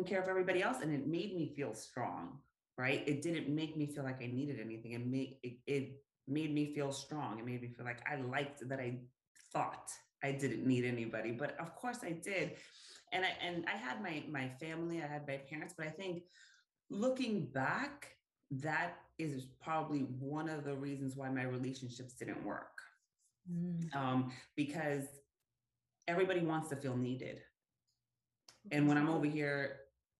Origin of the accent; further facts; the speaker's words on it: New York, United States; I am Puerto Rican. I grew up in New York with a big Puerto Rican family